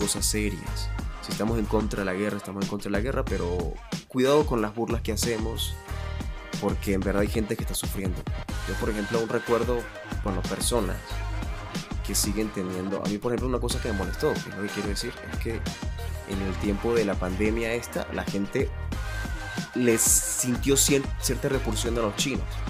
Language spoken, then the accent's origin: Spanish; Venezuela; moved away; A mí como venezolano, en el extranjero